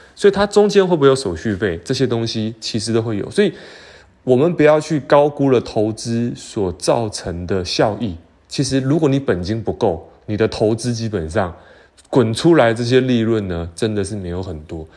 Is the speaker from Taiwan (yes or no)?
yes; Taiwan; 我们台湾人